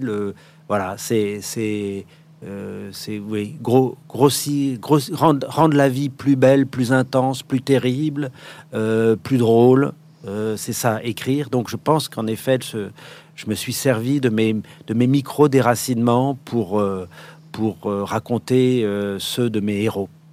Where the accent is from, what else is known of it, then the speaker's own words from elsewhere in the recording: Paris, Île-de-France, France; also born or lived in Morocco / Ivory Coast / Vietnam; je suis né à Paris